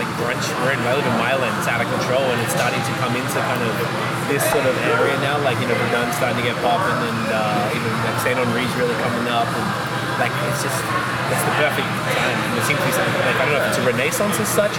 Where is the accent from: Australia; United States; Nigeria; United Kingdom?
Australia; now in Canada; I'm from Australia